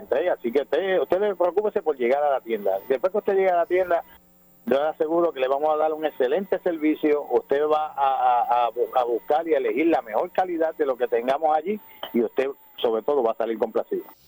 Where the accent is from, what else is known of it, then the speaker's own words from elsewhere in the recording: Villalba, Puerto Rico; con mis raíces de acá, de, desde mi pueblo de Villalba